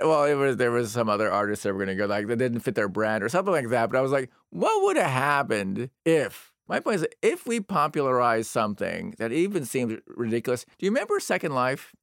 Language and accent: English; United States; I'm an American